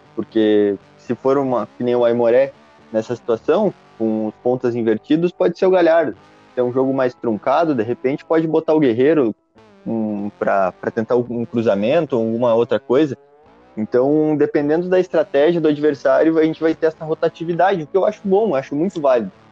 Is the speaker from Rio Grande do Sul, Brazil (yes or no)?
yes; Santiago, Rio Grande do Sul, Brazil; now in Porto Alegre, Brazil; sou natural de Santiago, lá no interior do Rio Grande do Sul, hoje morando em Porto Alegre.